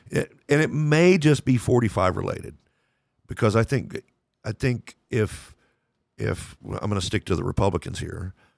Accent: Lubbock, Texas, United States; I grew up in Lubbock, Texas

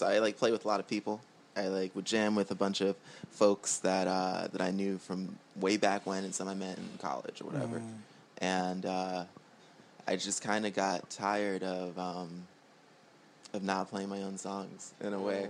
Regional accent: New York City, New York, United States; born and raised in Queens, New York

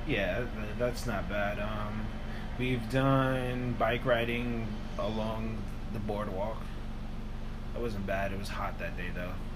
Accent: New York City, New York, United States; we're from New York

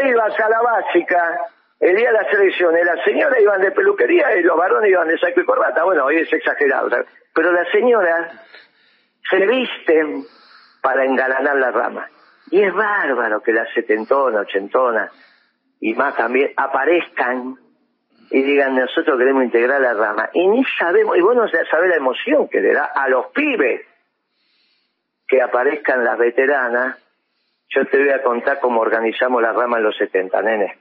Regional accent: Argentina; un pueblo extraordinario como el, argentino

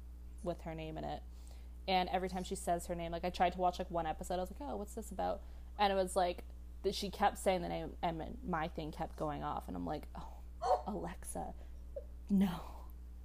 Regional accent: Canada; I'm from Canada.

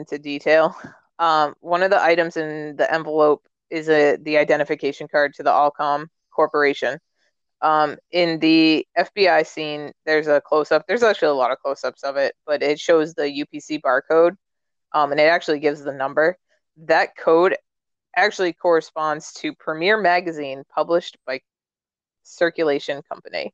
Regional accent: New England, United States; I'm from New England.

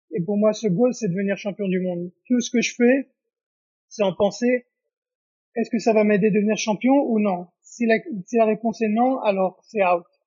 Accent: Israel; moved away as an adult; also born or lived in Paris, France / Japan; now in Las Vegas, United States; je suis né à Paris et j'ai grandi en Israël

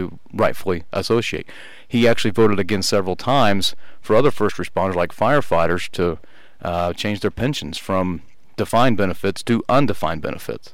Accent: Midwest, United States; moved away as an adult; also born or lived in Rhode Island; now in Texas, United States; I grew up in the Midwest

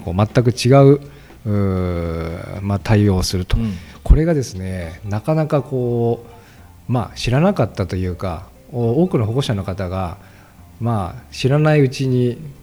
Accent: Gunma, Japan; 私は群馬出身

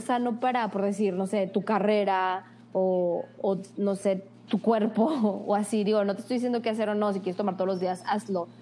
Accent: Torreón, Coahuila, Mexico; also born or lived in Monterrey; somos de Torreón. Lagunera 100%.

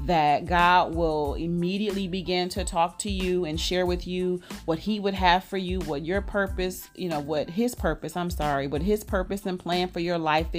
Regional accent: Detroit, Michigan, United States; moved away as an adult; also born or lived in Chicago, Illinois; now in Dallas, United States; I was born in Chicago, moved to Detroit when I was about, I'll say 10 years old. So grew up most of my, you know, child and adult life in Detroit, Michigan

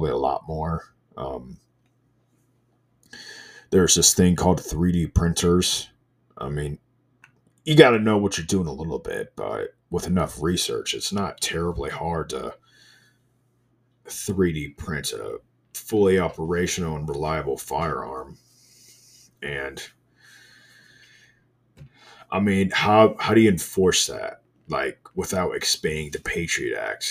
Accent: Indiana, United States; I'm from Indiana. We got this thing called I-STEP.

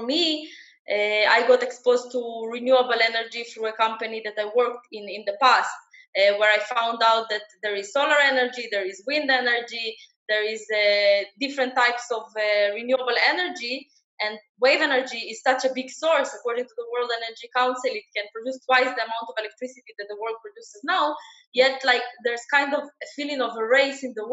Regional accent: Israel; also born or lived in Ukraine; I'm Israeli, I live in Israel, but I was not born here. I was born in Ukraine in 1986.

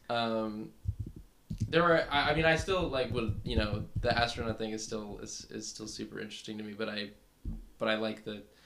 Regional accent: Fairfield, California, United States; I'm from the middle of nowhere, California

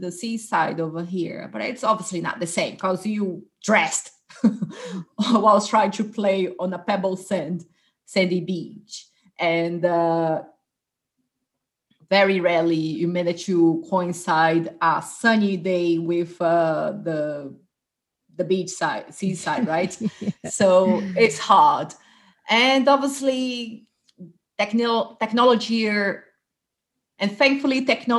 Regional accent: Fortaleza, Ceará, Brazil; now in England; I was born in Fortaleza, which is in the northeast of Brazil

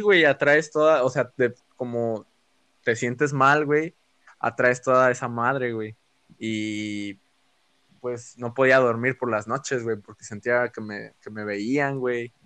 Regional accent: Oaxaca, Mexico; nosotros somos de Oaxaca

